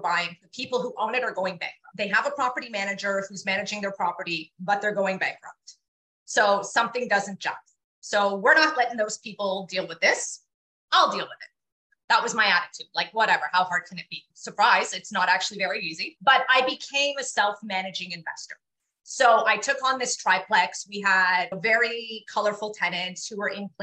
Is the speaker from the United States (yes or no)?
no; Toronto, Ontario, Canada; I grew up in Scarborough